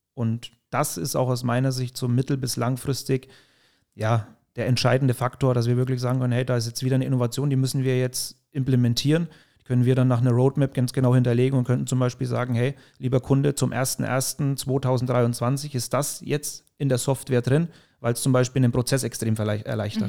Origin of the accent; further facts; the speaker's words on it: Mühlhausen, Bavaria, Germany; ich bin in der Nähe von Höchstadt Aisch, Mühlhausen heißt der Ort, aufgewachsen